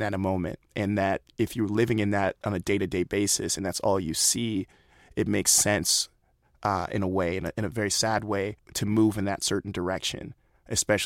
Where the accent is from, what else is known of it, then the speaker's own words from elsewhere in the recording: United States; growing up in America as a young black man